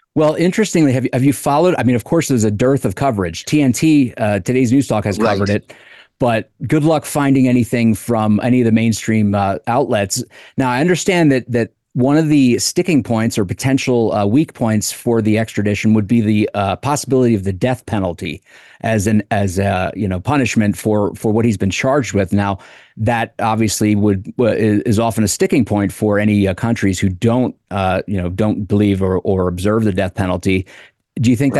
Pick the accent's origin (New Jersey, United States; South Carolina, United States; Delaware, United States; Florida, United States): Delaware, United States; Wilmington; Wilmington, Delaware, my hometown